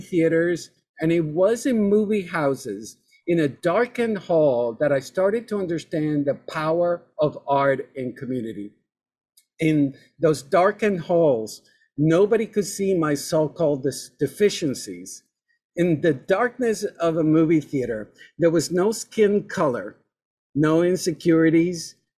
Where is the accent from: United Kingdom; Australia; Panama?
Panama; moved away; I, I, was born and raised in Panama